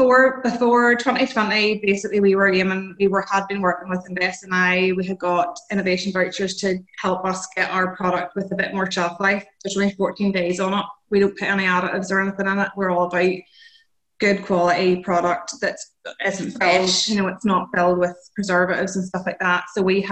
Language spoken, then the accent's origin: English; Northern Ireland, United Kingdom; … and …, we're both from Northern Ireland.